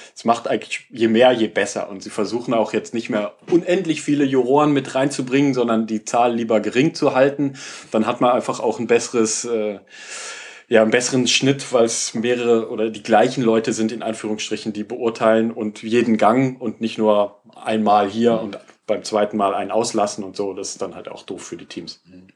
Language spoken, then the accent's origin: German; Germany; als Deutscher